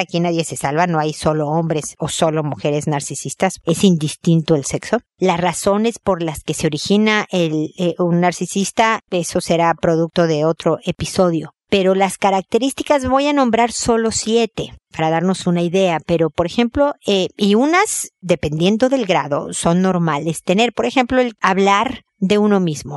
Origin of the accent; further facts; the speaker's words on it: Mexico; moved away as an adult; now in Santiago, Chile; Yo soy mexicana